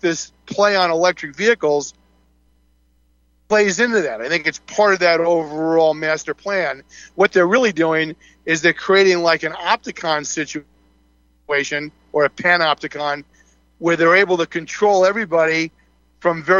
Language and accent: English; Syosset, New York, United States; growing up on Long Island, on the North Shore of Long Island, as I did, we had the same situation in the town of Syosset